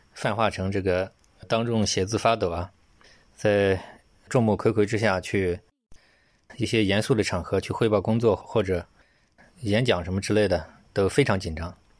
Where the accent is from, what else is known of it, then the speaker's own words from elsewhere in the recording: China; 我们中国人讲过犹不及嘛